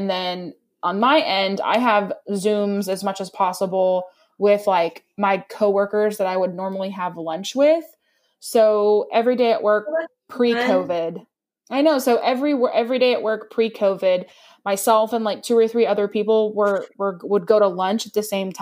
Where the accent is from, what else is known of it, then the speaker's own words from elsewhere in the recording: East Texas, United States; we're from East Texas, we got to say quarantine